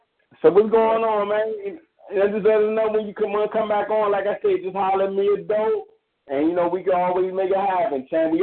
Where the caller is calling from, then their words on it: Maryland, United States; I'm calling from Maryland